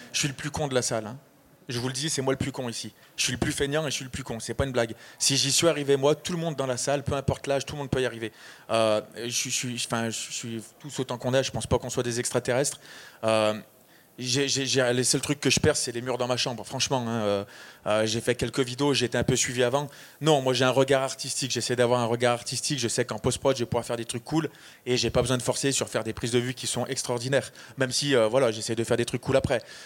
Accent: Côte d’Ivoire; Je viens de Côte d'Ivoire

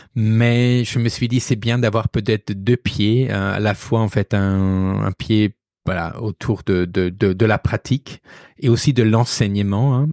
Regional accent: Regensburg, Bavaria, Germany; accent: German; French is a second language; moved away as an adult; also born or lived in Arles, France; now in Paris, France; on va entendre que je suis d'origine allemande. Je viens du sud de l'Allemagne, de Ratisbonne, sur le Danube.

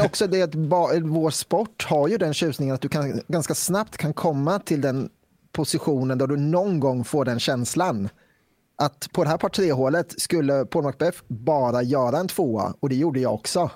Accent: Västervik, Kalmar County, Sweden; now in Falköping, Sweden; jag är från Västervik från början. Just nu är jag bosatt i Falköping

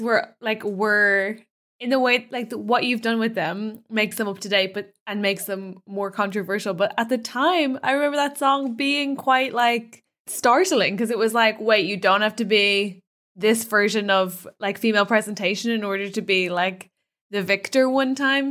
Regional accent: Ireland; in Ireland, instead of prom, we have a debutante ball

